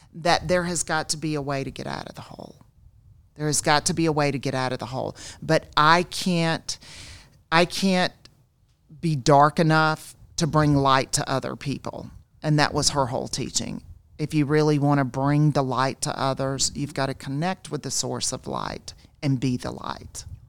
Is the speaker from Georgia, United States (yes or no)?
yes; South Georgia, United States; I grew up in South Georgia